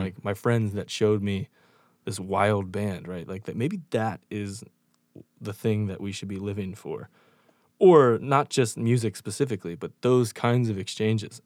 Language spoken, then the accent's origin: English; York, Pennsylvania, United States; now in Chicago, United States; I grew up in York, Pennsylvania, moved to Chicago